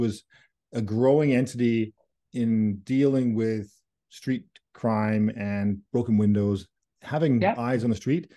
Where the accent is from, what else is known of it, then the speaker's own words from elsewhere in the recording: Surrey, British Columbia, Canada; also born or lived in Fraser Valley; I grew up in the Valley and Surrey.